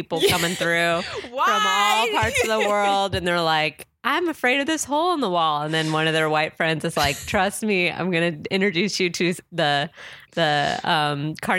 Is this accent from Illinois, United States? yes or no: no; San Diego, California, United States; also born or lived in New York; now in Los Angeles, United States; I'm from San Diego